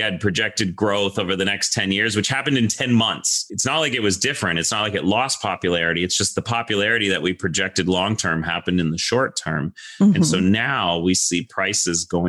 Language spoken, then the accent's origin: English; Toronto, Ontario, Canada; we came back to Toronto and I grew up, you know, in Toronto